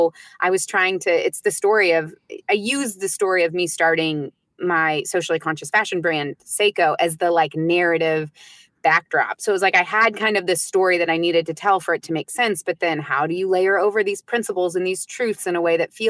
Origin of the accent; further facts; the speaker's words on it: United States; first language English; I'm American. I speak English as my first language